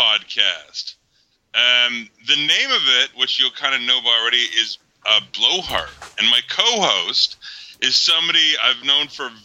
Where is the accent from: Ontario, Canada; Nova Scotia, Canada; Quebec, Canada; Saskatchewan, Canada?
Ontario, Canada; Toronto; I am a boy from Toronto